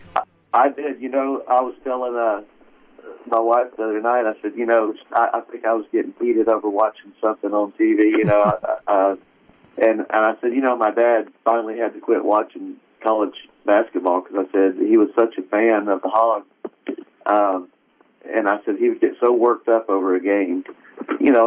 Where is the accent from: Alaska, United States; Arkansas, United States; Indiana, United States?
Arkansas, United States; Conway; moved away as an adult; also born or lived in Fayetteville, Arkansas / Farmington, Arkansas; now in Florida, United States; I was born up in Fayetteville, and we lived right outside in Farmington for a little bit, and then eventually moved down to Conway right. in Central Arkansas